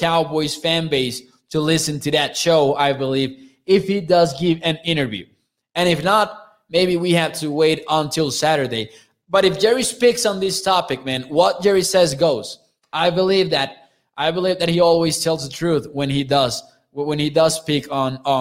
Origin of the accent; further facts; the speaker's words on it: Mexico; I'm from Mexico